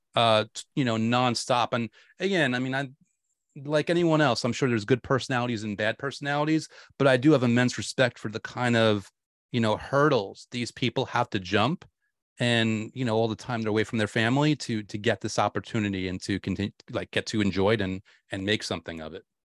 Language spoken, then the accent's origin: English; New York, United States; I was a huge Giants fan growing up in New York